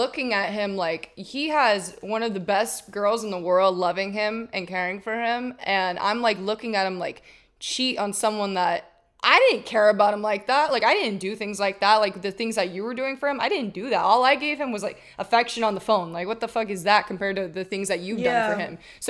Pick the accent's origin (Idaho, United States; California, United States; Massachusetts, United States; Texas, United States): Texas, United States; now in Los Angeles, United States; I'm from Texas originally, and I had 2-3 strong relationships there